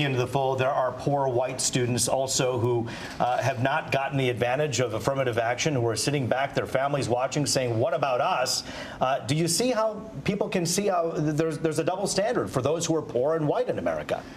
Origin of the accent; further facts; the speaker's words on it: Troy, Michigan, United States; an Indian American kid who grew up in Troy